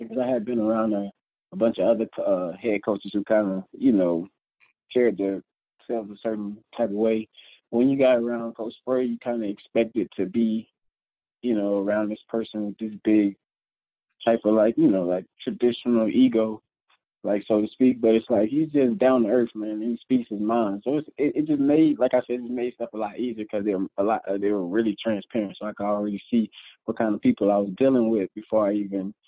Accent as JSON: {"language": "English", "area": "Manatee County", "region": "Florida", "country": "United States", "tie": "born or raised there", "said": "where I grew up at down in Manatee County"}